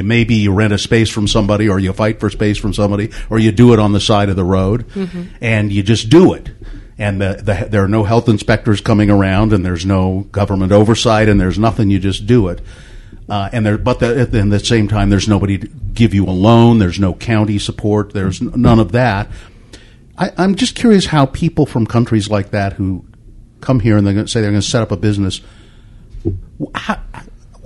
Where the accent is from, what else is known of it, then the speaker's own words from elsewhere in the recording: Ogden, Utah, United States; When I was a kid, I grew up in Ogden